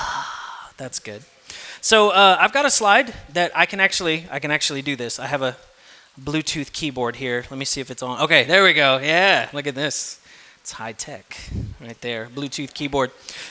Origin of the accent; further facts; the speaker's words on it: South Texas, United States; I'm from South Texas